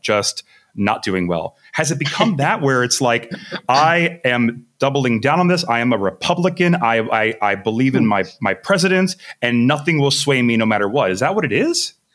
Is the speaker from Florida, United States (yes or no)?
yes; Miami, Florida, United States; I come from Miami